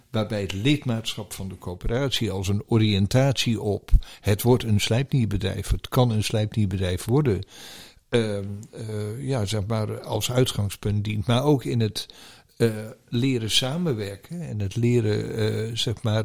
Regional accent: Netherlands; als Nederlanders

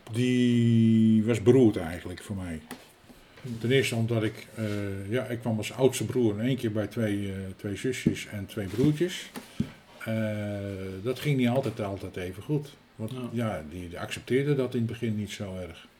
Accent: Utrecht, Netherlands; Ik ben hier geboren in de Zenestraat, de oude Zenestraat nummer 18.

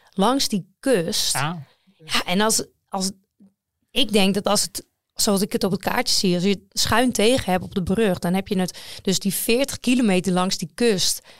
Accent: Netherlands; Maar wij als Nederlanders... Weet, ja, er is natuurlijk uh, Jacobsen en Groenewegen

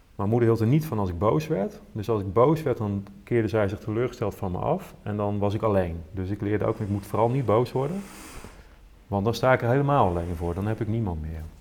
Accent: Veenendaal, Utrecht, Netherlands; ik groeide op in Veenendaal

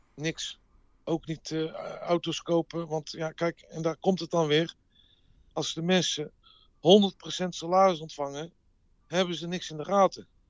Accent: Amsterdam, North Holland, Netherlands; moved away as an adult; also born or lived in Las Vegas; als ze vroegen van waar ik vandaan kwam, dan zeg ik maar eh, eh, eh, Rotterdam of Groningen. Ik, ik zei geen Amsterdam meer

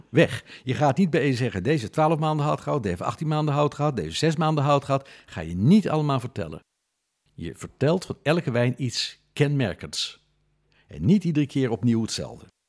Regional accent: Netherlands; we zijn Nederlanders.

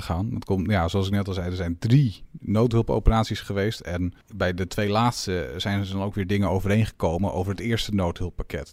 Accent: Netherlands

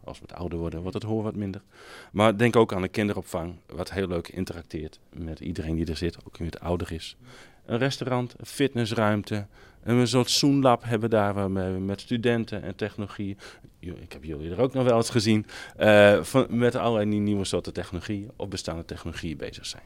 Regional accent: Friesland, Netherlands; als Friesen zeggen we

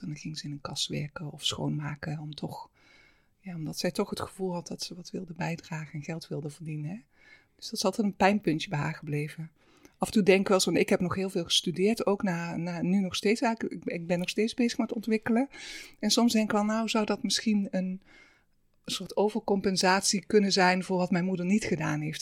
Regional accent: Limburg, Netherlands; also born or lived in Halsteren; Ik ben niet in Limburg geboren, maar eigenlijk vanaf mijn eerste jaar heb ik daar wel gewoon. Mijn ouders zijn echt Limburgers

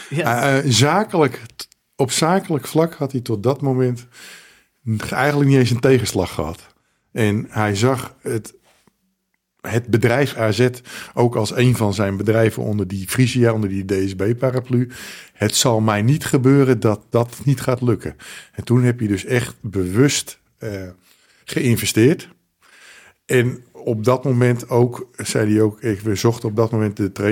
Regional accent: Friesland, Netherlands; wat, wat die Friese kunnen, ik ben ook Fries.

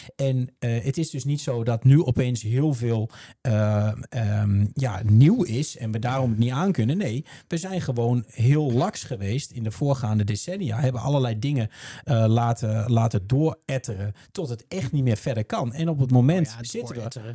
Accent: Netherlands; Ik ben ook een Nederlander.

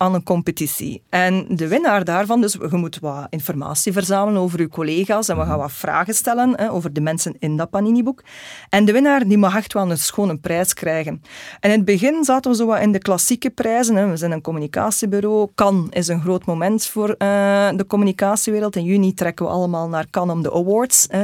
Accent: Belgium

